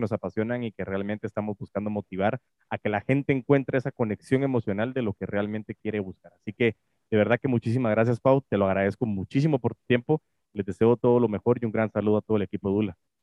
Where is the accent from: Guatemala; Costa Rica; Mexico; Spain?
Guatemala; aquí en Guate